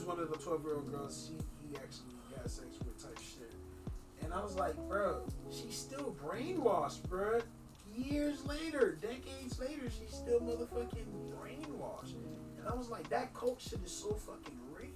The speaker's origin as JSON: {"language": "English", "country": "Jamaica", "said": "I was a Jamaican"}